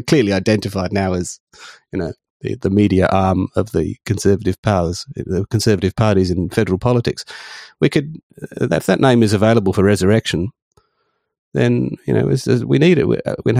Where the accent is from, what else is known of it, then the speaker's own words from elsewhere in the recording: South Australia, Australia; I'm from South Australia. We say things differently here.